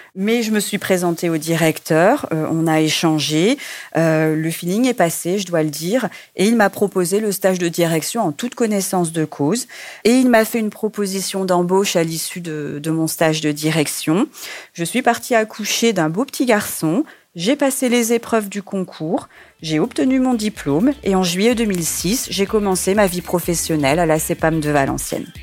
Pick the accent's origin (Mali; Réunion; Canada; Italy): Réunion; moved away; mon île natale et de me rapprocher de ma famille puisque je suis originaire de l'île de la Réunion